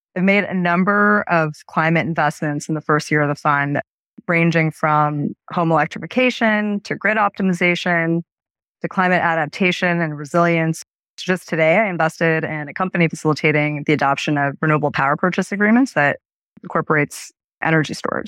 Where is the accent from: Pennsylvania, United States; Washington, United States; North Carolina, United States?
Pennsylvania, United States; Erie; also born or lived in Sri Lanka; my, my family and I emigrated from Sri Lanka at the start of that country civil war, and I grew up in Erie, Pennsylvania